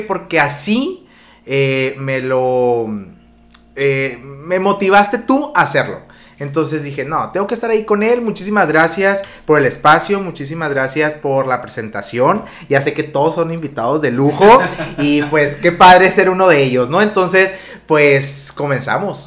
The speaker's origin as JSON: {"language": "Spanish", "town": "Magdalena de Kino", "region": "Sonora", "country": "Mexico", "tie": "born or raised there", "moved": "as an adult", "lives_now": "Hermosillo, Mexico", "said": "soy originario de Magdalena de Quino"}